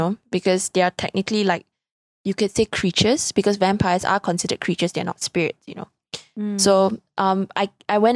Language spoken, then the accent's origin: English; Malaysia; I'm Malaysian, but like you see me butcher my own like language